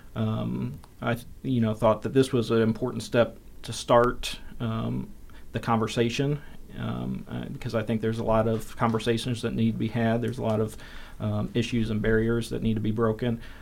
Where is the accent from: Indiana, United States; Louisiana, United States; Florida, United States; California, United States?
Indiana, United States; South Bend; moved away as an adult; now in Bloomington, United States; I'm originally from South Bend. Uh, and, uh, moved down here for the job.